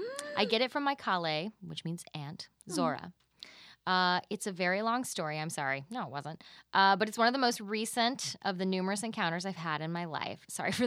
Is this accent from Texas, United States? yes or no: yes; Texas, United States; I keep them private because I'm from Texas.